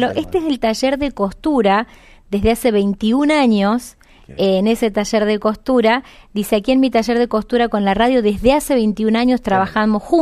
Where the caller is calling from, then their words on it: Villaguay, Entre Ríos, Argentina; de Villaguay, Entre Ríos, trabajando y en la escuela.